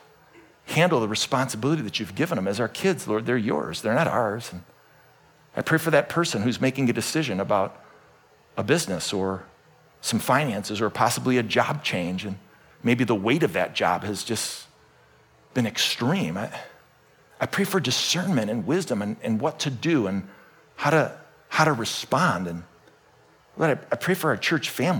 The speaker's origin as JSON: {"language": "English", "town": "Cleveland", "region": "Ohio", "country": "United States", "tie": "born or raised there", "said": "I was born in Cleveland, Ohio, on the western side of the suburbs"}